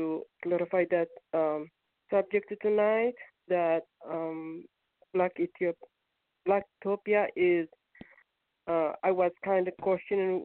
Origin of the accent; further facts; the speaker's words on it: Ethiopia; now in United States; I am born Ethiopian, but I'm an American citizen for 35 years now